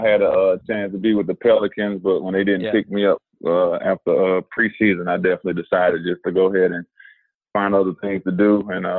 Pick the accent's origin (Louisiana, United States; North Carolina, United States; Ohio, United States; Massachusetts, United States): North Carolina, United States; Winston-Salem; moved away as an adult; now in Dallas, United States; my hometown, Winston-Salem, North Carolina.